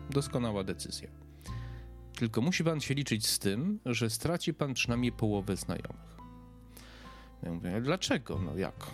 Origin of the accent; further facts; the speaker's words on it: Przemyśl, Subcarpathian Voivodeship, Poland; born there; also born or lived in Lublin / Warsaw; now in Kraków, Poland; mieszkałem w wielu miejscach, e, mieszkałem, urodziłem się w Przemyślu, mieszkałem pod Przemyślem, w Lublinie, w Warszawie, teraz mieszkam w Krakowie